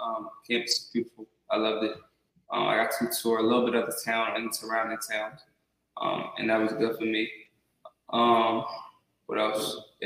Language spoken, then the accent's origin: English; Delaware, United States; I come from the MEAC, so I'm from Delaware, and I come from a little different environment as far as game day goes